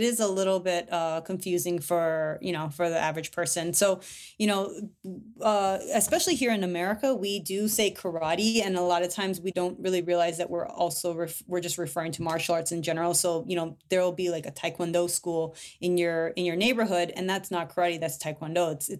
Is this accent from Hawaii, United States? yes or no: yes; Hawaii, United States; And that's what I came up in, you know, as a kid and growing up in Hawaii.